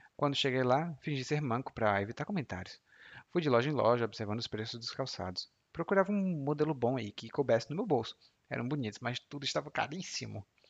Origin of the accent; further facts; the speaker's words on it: Brazil; aqui no Brasil